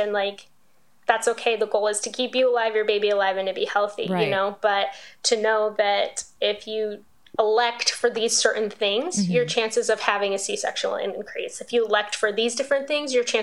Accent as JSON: {"language": "English", "town": "Las Vegas", "region": "Nevada", "country": "United States", "said": "I'm from Vegas."}